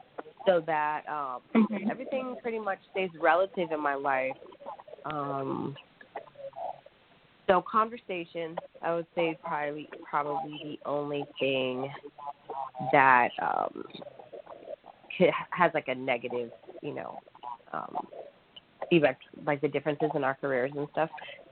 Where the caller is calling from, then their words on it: Corona, California, United States; I'm calling from Corona, California, in Riverside County.